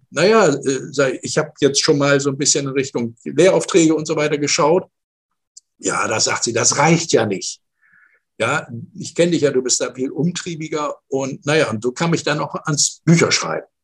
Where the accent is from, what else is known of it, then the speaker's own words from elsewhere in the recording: Northern Germany, Germany; moved away as an adult; also born or lived in Stuttgart; Ich komme aus dem Norden äh, Deutschlands